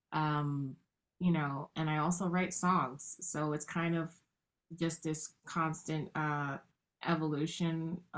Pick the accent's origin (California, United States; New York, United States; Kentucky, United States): New York, United States; New York City; I grew up in the South Bronx in the 80s